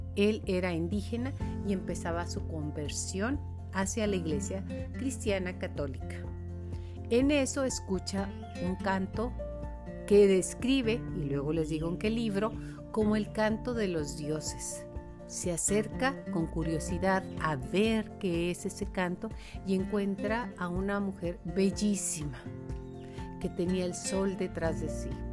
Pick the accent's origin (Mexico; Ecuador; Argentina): Mexico; como mexicanos, nos sentimos hijos de este milagro